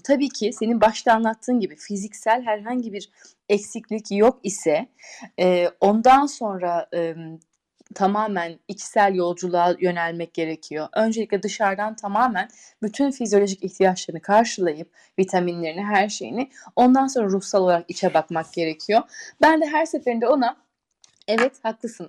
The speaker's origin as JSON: {"language": "Turkish", "country": "Turkey", "moved": "as an adult", "lives_now": "Switzerland", "said": "Biz Türküz"}